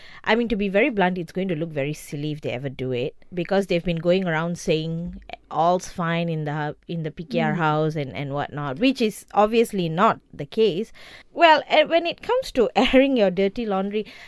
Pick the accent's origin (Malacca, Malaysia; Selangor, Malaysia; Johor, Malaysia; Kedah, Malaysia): Johor, Malaysia; I'm from Johor